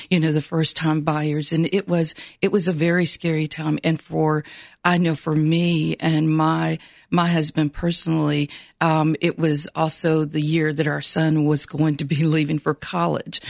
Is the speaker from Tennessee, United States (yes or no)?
yes; Franklin, Tennessee, United States; I'm originally from Franklin, Tennessee